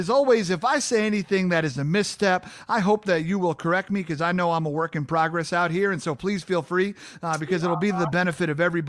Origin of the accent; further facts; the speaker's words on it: Long Island, New York, United States; moved away; because I'm from the North, we didn't have grits on Long Island.